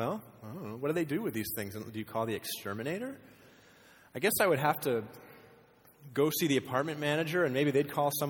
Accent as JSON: {"language": "English", "region": "Maine", "country": "United States", "tie": "born or raised there", "moved": "as an adult", "lives_now": "Nevada, United States", "said": "I grew up in Maine"}